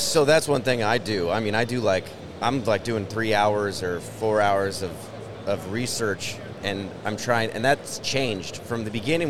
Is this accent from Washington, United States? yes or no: yes; Shoreline, Washington, United States; I was raised in Shoreline, just right next door